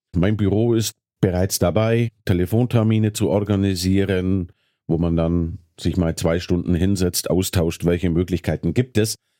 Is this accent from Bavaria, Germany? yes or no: yes; Bavaria, Germany; moved away as an adult; Ich komme ja aus Bayern.